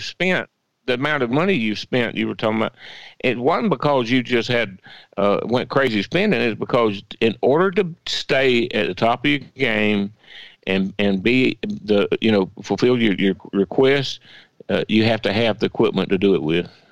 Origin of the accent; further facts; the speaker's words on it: Swainsboro, Georgia, United States; growing up in Swainsboro